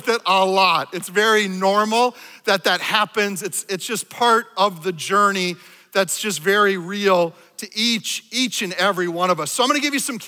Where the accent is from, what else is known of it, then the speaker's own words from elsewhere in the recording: Minnesota, United States; I was raised in Minnesota here in a liturgical church